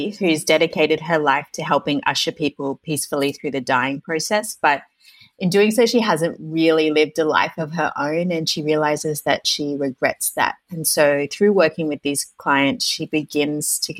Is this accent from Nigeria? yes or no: no; Tasmania, Australia; I'm from Tasmania and my brother and I were raised by a single mother from a very young age